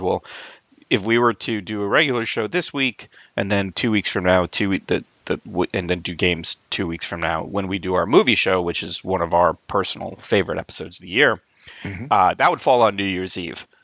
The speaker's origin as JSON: {"language": "English", "town": "Albany", "region": "New York", "country": "United States", "tie": "born or raised there", "moved": "yes", "said": "my hometown of Albany, New York"}